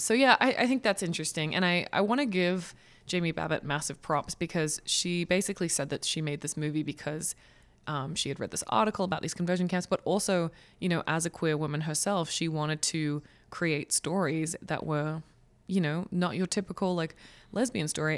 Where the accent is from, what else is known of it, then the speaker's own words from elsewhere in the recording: Australia; as an Australian